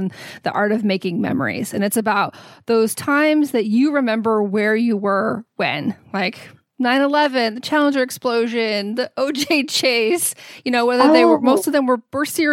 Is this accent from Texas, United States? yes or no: yes; Texas, United States; Growing up in Texas